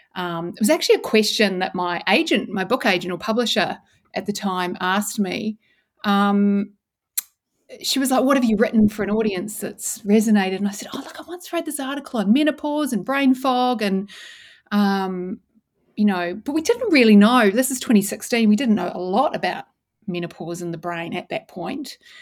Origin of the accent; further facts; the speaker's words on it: New Zealand; also born or lived in Christchurch, New Zealand / Dunedin, New Zealand; I grew up in New Zealand